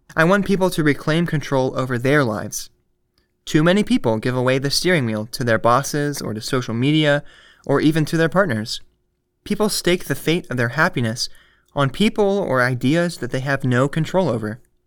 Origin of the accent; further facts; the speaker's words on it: United States; As an American